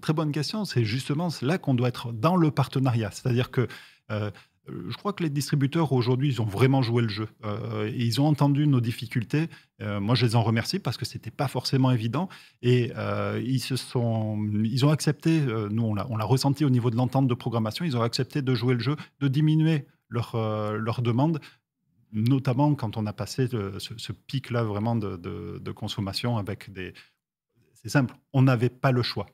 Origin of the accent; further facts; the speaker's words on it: Toulouse, Occitania, France; je suis toulousain